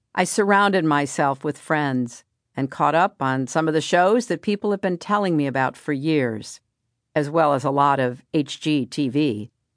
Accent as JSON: {"language": "English", "country": "United States", "said": "as an American"}